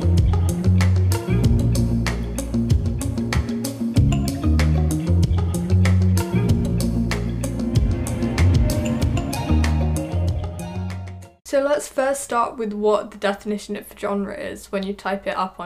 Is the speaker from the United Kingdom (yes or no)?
yes; United Kingdom; I'm a British kid